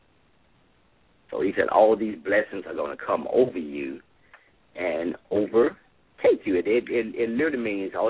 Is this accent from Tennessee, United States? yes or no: yes; Memphis, Tennessee, United States; growing up in Whitehaven. My parents had a garden in the backyard